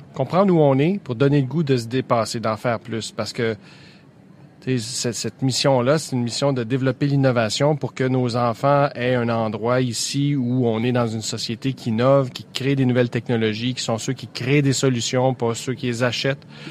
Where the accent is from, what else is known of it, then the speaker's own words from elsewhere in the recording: Quebec, Canada; chez nous au ah, Québec